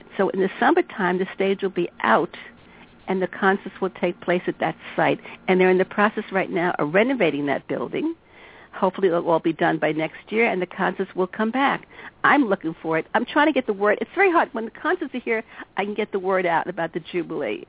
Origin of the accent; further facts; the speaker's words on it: New York City, New York, United States; I grew up in Queens, and I came to Brighton Beach to spend summers with my grandmother